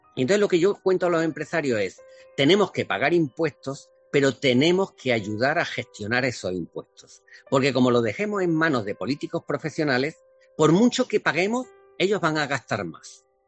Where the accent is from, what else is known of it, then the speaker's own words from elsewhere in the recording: a village in Córdoba province, Andalusia, Spain; moved away as an adult; now in Valencia, Spain; Yo salí de, un pueblo de Córdoba eh, como inmigrante